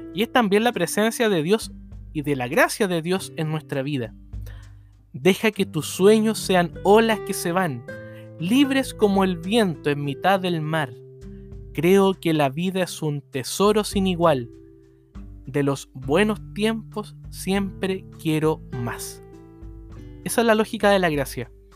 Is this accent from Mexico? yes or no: no; Chile; como iglesia chilena